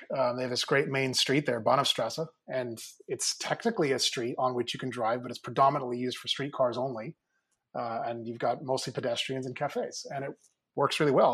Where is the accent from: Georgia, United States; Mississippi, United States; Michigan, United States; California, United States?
California, United States; Mill Valley; my hometown up in Northern California, if you happen to know the area, uh, Little Mill Valley, just north of the Golden Gate Bridge